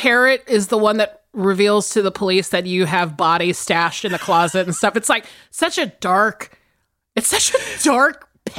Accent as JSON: {"language": "English", "region": "South Carolina", "country": "United States", "tie": "born or raised there", "said": "I think it's just because I grew up in South Carolina, which we'll talk about in my movie for sure."}